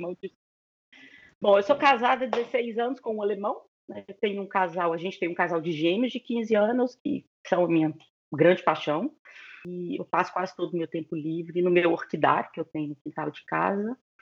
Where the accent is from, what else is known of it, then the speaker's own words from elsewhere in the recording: Belo Horizonte, Minas Gerais, Brazil; moved away as an adult; also born or lived in Cologne, Germany; now in Berlin, Germany; nasci e cresci em BH, em Minas